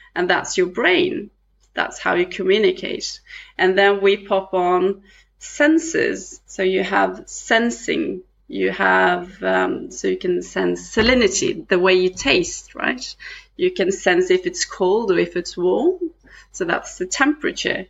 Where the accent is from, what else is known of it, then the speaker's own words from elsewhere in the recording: Western Norway, Norway; we come from a tiny island in the midwest coast of Norway that is surrounded with oceans